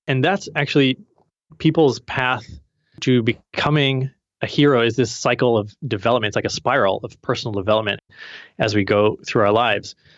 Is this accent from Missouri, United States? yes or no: yes; Missouri, United States; I'm from Missouri, the Show Me State